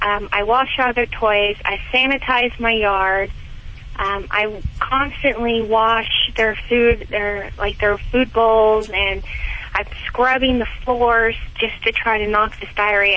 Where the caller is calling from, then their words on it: Lunenburg, Massachusetts, United States; also born or lived in San Francisco; Lunenburg, Massachusetts. I just moved from California.